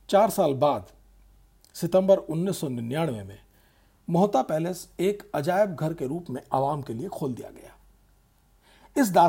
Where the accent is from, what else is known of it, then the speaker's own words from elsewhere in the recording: Bikaner, Rajasthan, India; थार के रेगिस्तान का सरहदी शहर बीकानेर जहाँ मैं पला बढ़ा कराची से कोसों दूर है